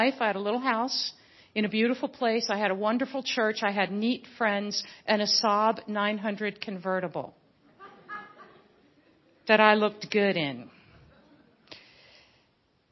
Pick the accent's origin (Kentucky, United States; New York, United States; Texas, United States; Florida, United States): Kentucky, United States; Louisville; moved away; also born or lived in New Jersey / Afghanistan; I'm originally from Louisville